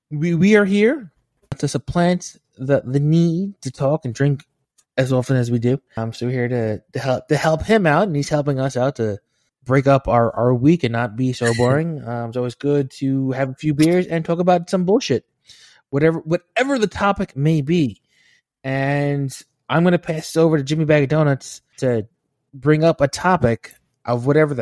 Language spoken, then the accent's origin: English; Stockport, North West England, United Kingdom; I'm from Stockport, Greater Manchester.